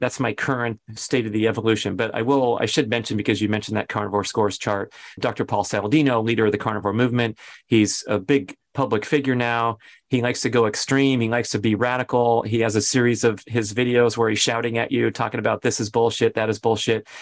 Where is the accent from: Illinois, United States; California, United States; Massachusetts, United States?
California, United States; Los Angeles; moved away; going back to my hometown